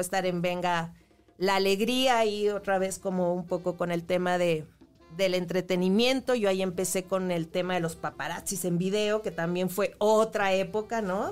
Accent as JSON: {"language": "Spanish", "region": "Chihuahua", "country": "Mexico", "moved": "yes", "said": "yo soy de Chihuahua, empecé allá eh, en Televisa, Chihuahua, estudié Ciencias de la Comunicación"}